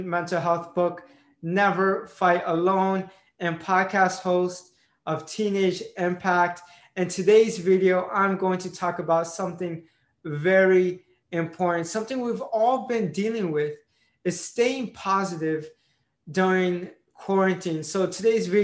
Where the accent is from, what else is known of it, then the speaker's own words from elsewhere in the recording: Tampa, Florida, United States; moved away as an adult; now in Philadelphia, United States; My first time moving outside of my hometown, Tampa, Florida